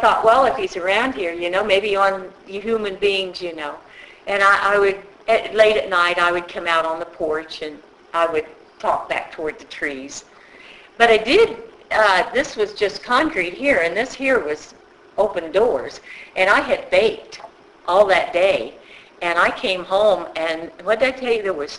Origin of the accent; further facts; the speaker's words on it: Kansas City, Missouri, United States; I grew up in Kansas City in the 40s and 50s.